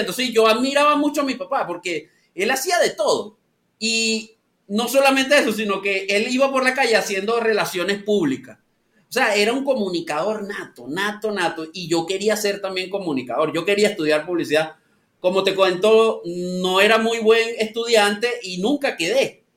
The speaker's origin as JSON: {"language": "Spanish", "town": "San Antonio de los Altos", "region": "Miranda", "country": "Venezuela", "also_born_or_lived": "Caracas, Venezuela", "moved": "as an adult", "lives_now": "Lima, Peru", "said": "soy específicamente de San Antonio de los Altos. Eso es el estado Miranda."}